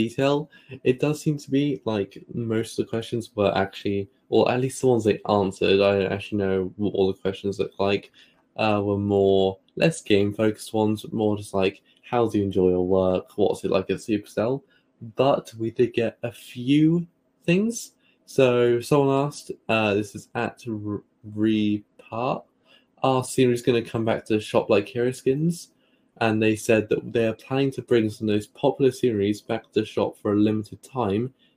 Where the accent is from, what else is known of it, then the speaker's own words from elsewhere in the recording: United Kingdom; accent: British; my British accent